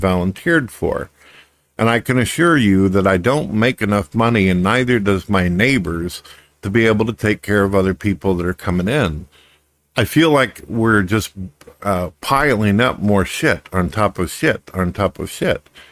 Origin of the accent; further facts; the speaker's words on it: United States; as an American